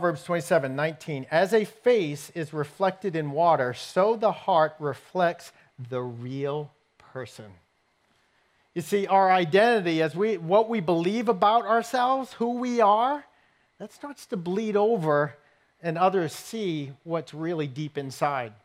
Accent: New England, United States; I grew up in New England

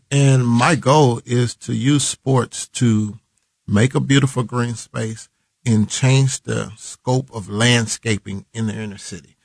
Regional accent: Kansas City, Missouri, United States; I was born and raised. Uh, been living on uh, 40th

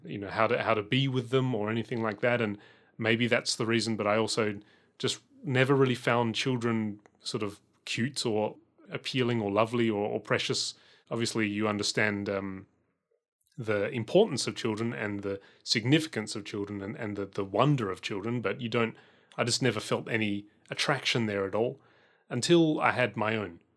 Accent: Adelaide, South Australia, Australia; when I was growing up in Adelaide

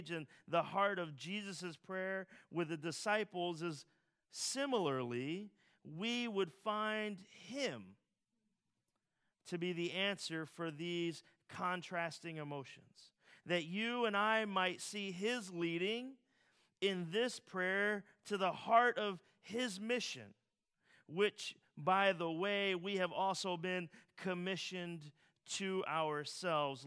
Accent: Philadelphia, Pennsylvania, United States; As a Philadelphian

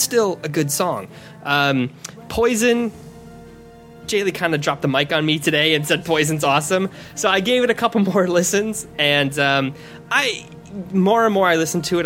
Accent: United States; being American Japanese music fans

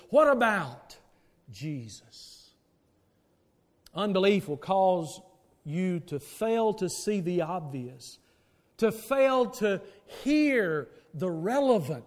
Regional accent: the Bible Belt of the South, United States; when we in the Bible Belt of the South

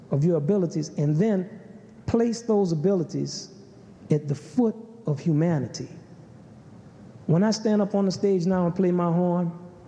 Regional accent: the South, United States; I grew up in the South, United States, where there was railroad tracks, and all the black people lived on that side of the railroad track.

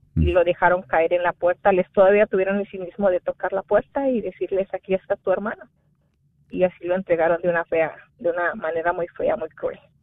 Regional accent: Guerrero, Mexico; moved away; donde soy originaria, que es el estado de Guerrero

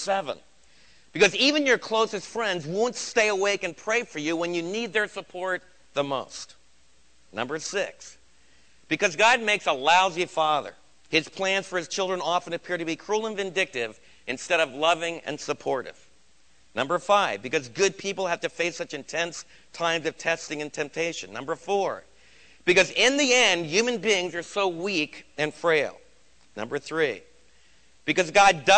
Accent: United States; as American believers

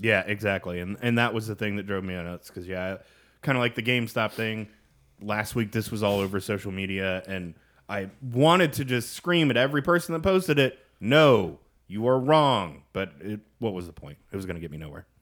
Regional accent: Kansas, United States; moved away; growing up in Kansas, I cut my craft beer teeth on Boulevard

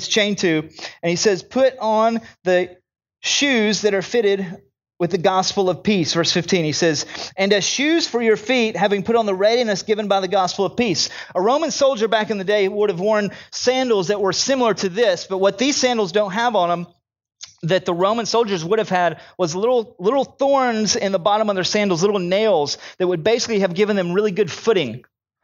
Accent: United States; I'm an American

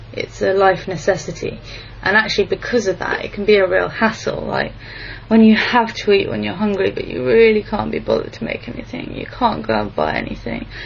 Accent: England, United Kingdom; moved away as an adult; now in Japan; I come from England

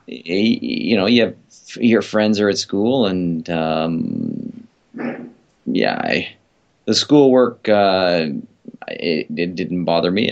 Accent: Vancouver, British Columbia, Canada; also born or lived in Japan; once we were back here in Vancouver, I remember being in school

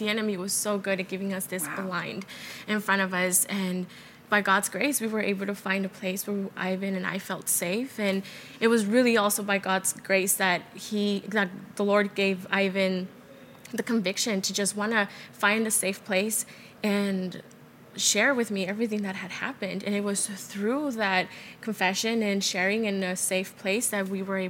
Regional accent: El Paso, Texas, United States; moved away; We're originally from El Paso

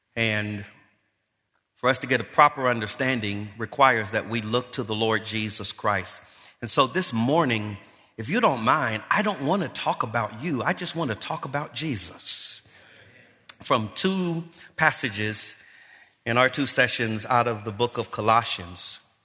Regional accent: Los Angeles, California, United States; I grew up here in Los Angeles

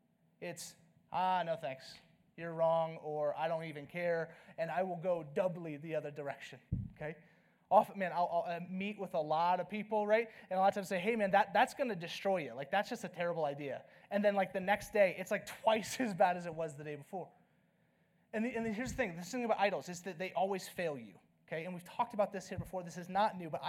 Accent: the South, United States; now in Flagstaff, United States; I'm from the South

